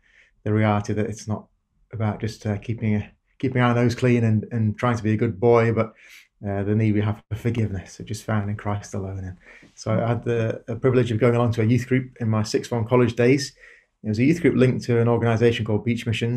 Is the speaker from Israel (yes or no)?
no; Darlington, North East England, United Kingdom; moved away as an adult; I grew up in a town called Darlington, northeast England.